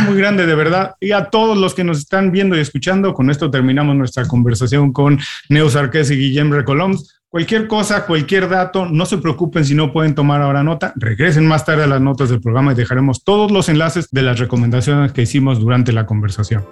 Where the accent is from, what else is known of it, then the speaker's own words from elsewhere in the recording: Mexico; now in United States; yo siendo mexicano, viviendo en Estados Unidos